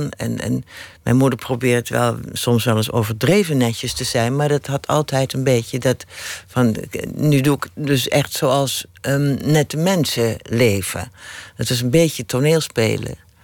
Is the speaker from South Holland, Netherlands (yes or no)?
yes; Rotterdam, South Holland, Netherlands; accent: Rotterdam; Mijn Rotterdamse accent afleren.